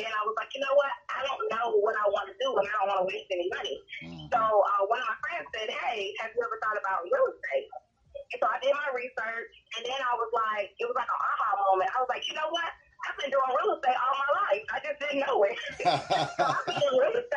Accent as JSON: {"language": "English", "town": "Rome", "region": "Georgia", "country": "United States", "tie": "born or raised there", "lives_now": "Douglasville, United States", "said": "I actually grew up in a small town north of Atlanta called Rome, Georgia"}